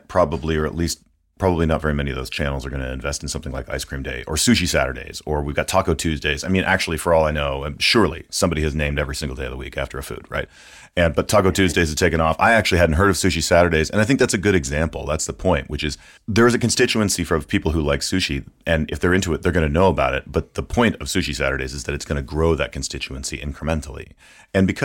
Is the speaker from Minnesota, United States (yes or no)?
yes; Minnesota, United States; rural Minnesota, in my home state